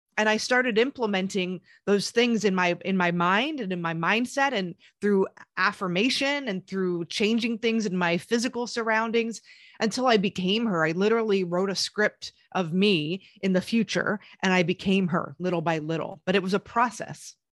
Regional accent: Pennsylvania, United States; moved away as an adult; also born or lived in Queens, New York; I was born in New York and the Queens area, but I moved to Pennsylvania, Amish country, but in the city ba, uh, when I was, like, ten years old

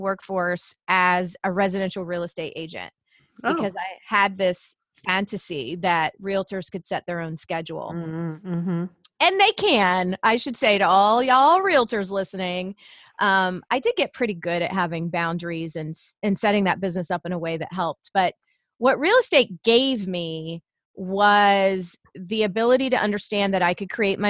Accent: Savannah, Georgia, United States; now in Indiana, United States; I grew up in Savannah, Georgia. I live in the Midwest now. I live in Indiana and have been here about 20 years.

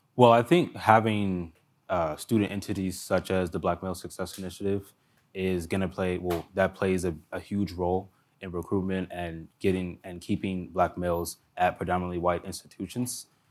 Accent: Montgomery County, Maryland, United States; I grew up in Montgomery County, Maryland

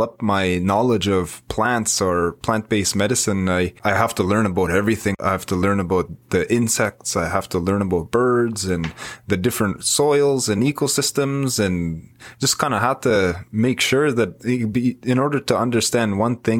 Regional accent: Wikwemikong, Ontario, Canada; I'm from Wiquemkong on Manitoulin Island. That's where I was born and raised

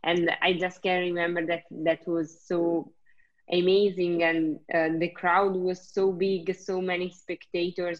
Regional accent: Italy; moved away as an adult; now in Belgium; I came from Italy

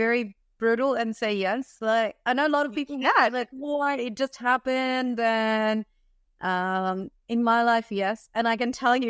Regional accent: India; moved away as an adult; now in Australia; Okay, so I'm born in India. I lived in India. I grew up in India and moved to Australia at the age of 21. I'm 35, almost 35 right now.

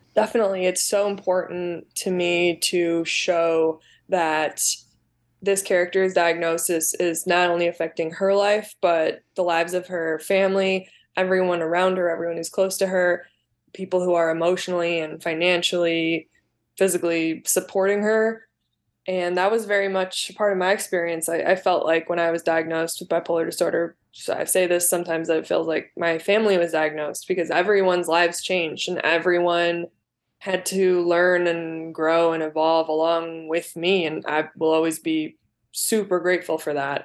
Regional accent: Southwest suburbs of Chicago, Illinois, United States; also born or lived in Glen Ellyn, Illinois; I grew up in the South, Su-, Southwest suburbs

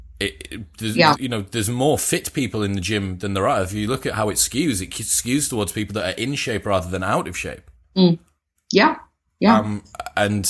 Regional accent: Teesside, North East England, United Kingdom; I'm from Teesside, so we weren't taught much about

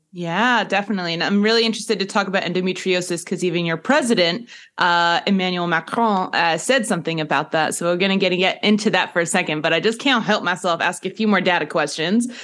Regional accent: United States; as an American

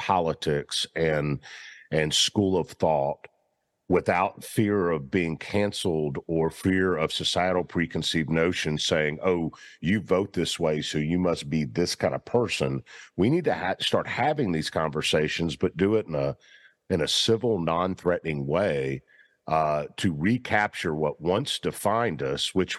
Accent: Memphis, Tennessee, United States; I grew up in Memphis

